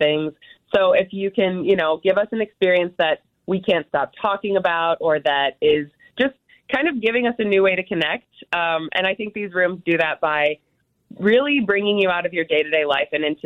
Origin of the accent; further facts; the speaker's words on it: Wisconsin, United States; I grew up in Wisconsin